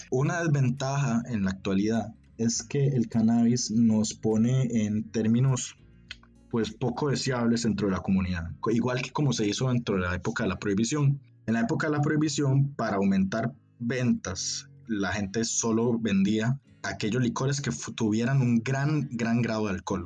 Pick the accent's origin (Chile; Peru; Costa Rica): Costa Rica; San José; also born or lived in Heredia, Costa Rica; nací y me, criaron en, en San José, Costa Rica de hecho cerca en una provincia que se llama Heredia